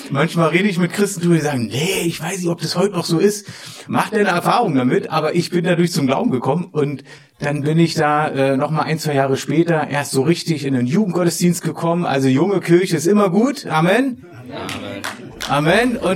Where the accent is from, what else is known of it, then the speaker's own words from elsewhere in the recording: Berlin, Germany; ich komme aus Pankow, oben, ja, bin auch dort aufgewachsen, habe so noch, noch die Mauer miterlebt damals und sowas alles.